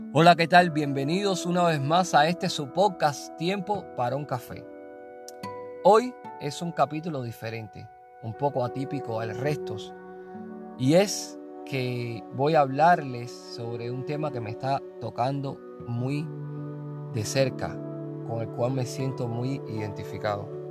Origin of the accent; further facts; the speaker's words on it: Cuba; moved away; mi Cuba